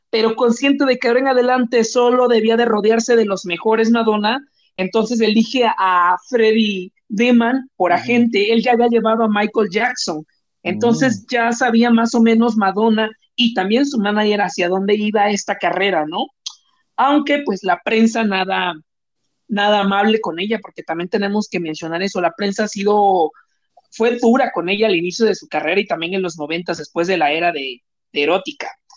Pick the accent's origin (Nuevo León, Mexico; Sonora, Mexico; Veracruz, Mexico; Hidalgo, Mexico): Veracruz, Mexico; moved away; cuando yo salí de Veracruz y viajé a la Ciudad de México, llegué sin conocer a nadie en la Ciudad de México.